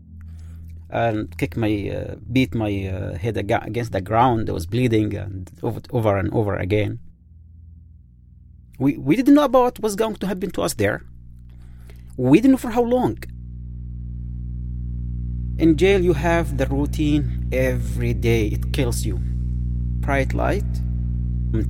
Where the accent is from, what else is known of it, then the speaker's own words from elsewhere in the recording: Yemen; English is a second language; moved away as an adult; I am from Yemen, actually, Arab Peninsula, the country of love